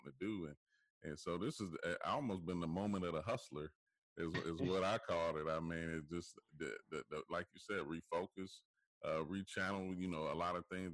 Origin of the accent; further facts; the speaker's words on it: Dayton, Ohio, United States; moved away; also born or lived in Troy, Ohio; back home in Troy, I'm from Dayton, Ohio, but in Troy, Ohio